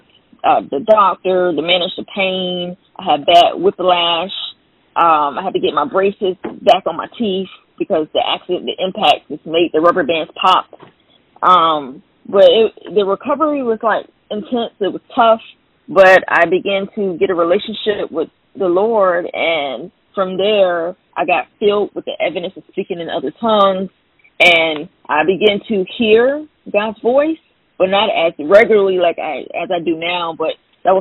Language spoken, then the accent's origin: English; Fayetteville, North Carolina, United States; now in South Carolina, United States; I'm actually from Fayetteville, North Carolina, which is a military town